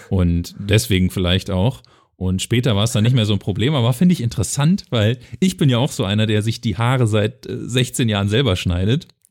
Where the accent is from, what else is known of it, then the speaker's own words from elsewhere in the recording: Germany; bei uns in Deutschland